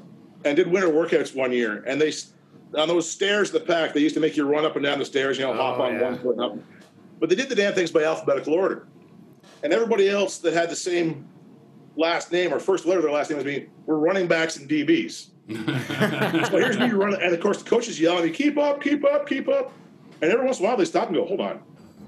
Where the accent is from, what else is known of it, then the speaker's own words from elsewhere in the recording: Gananoque, Ontario, Canada; moved away as an adult; also born or lived in Kingston, Ontario / Waterloo, Ontario; now in Stratford, Canada; Gananoque, my hometown